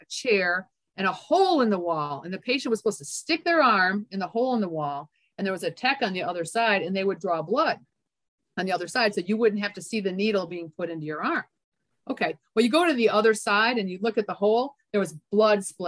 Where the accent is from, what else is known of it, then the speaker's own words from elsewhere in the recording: Michigan, United States; moved away as an adult; also born or lived in Memphis / North Carolina / Texas / Florida; now in Georgia, United States; I grew up in Michigan.